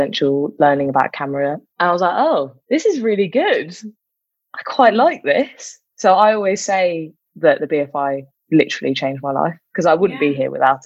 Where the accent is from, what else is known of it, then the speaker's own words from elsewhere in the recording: London, United Kingdom; I grew up in London